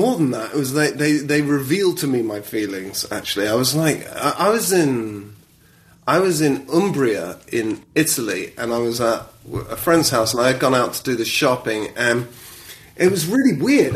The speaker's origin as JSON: {"language": "English", "country": "United Kingdom", "accent": "British", "said": "I've got a British accent"}